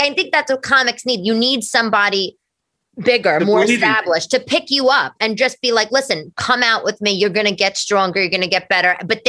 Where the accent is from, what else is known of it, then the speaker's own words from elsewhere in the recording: New York, United States; You know, I'm from New York.